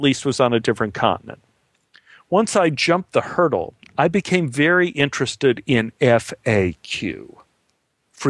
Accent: Dallas, Texas, United States; I was born in Dallas, Texas in 1951

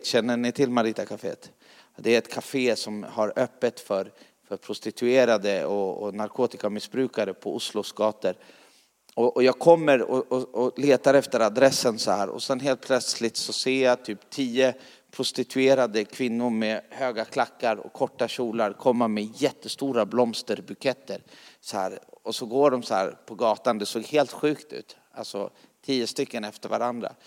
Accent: Sweden; jag kommer från Sverige

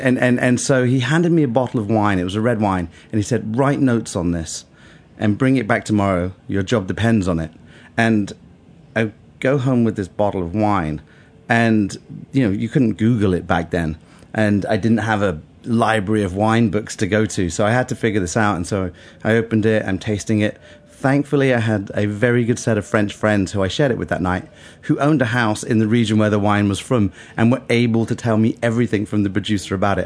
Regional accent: Bath, South West England, United Kingdom; moved away as an adult; also born or lived in London; Bath. Uh, it's oh. a town west of uh, England

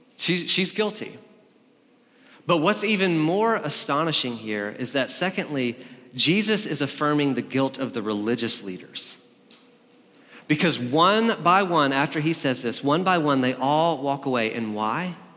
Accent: Alabama, United States; also born or lived in Berkeley, California; now in Nashville, United States; I'm from Alabama

